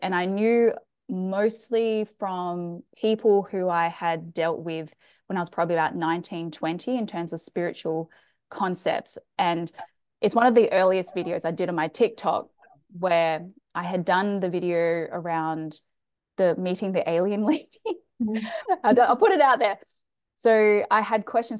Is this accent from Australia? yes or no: yes; Australia; accent: Australian; also born or lived in Chile; i am from australia as you can tell from my accent i've done a lot of travel i've lived in other countries growing up um, South America. We lived in Chile